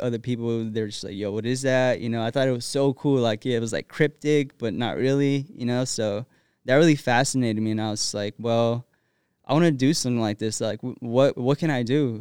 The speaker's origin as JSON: {"language": "English", "town": "Rialto", "region": "California", "country": "United States", "tie": "born or raised there", "also_born_or_lived": "Los Angeles, California", "said": "I was born in East L A and, uh, grew up in Rialto, California"}